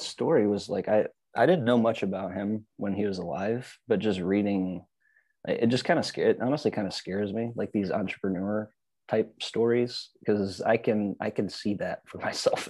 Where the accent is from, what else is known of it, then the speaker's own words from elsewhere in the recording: Michigan, United States; now in Austin, United States; I'm from Michigan. I'm used to being in the, the ice